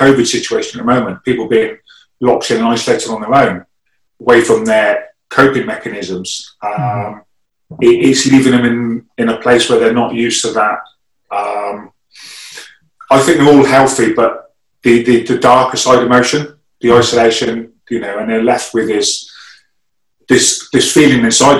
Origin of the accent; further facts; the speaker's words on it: England, United Kingdom; first language English; I speak English because I was born in England